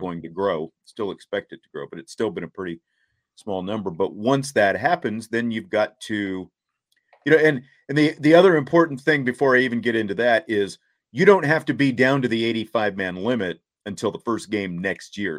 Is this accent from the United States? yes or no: yes; Kansas, United States; growing up in Kansas, there was no hockey